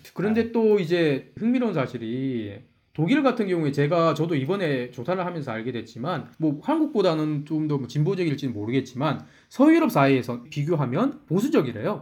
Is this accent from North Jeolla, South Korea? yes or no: no; Ulsan, South Korea; accent: Ulsan dialect; 저희 고향인 울산 사투리로